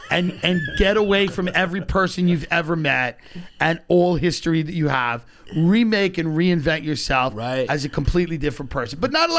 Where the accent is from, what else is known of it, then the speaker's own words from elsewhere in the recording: Long Island, New York, United States; my upbringing in Long Island, which I loved. As a kid, I loved growing up in Long Island.